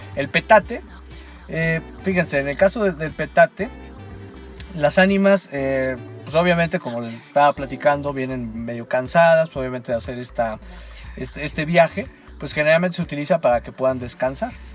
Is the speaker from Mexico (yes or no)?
yes; Mexico; nosotros como mexicanos